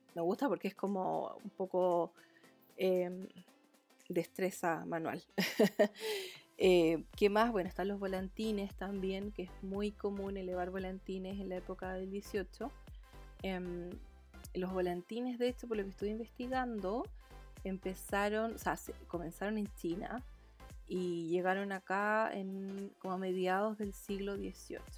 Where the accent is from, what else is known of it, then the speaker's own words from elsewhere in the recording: Chile; todos los que somos chilenos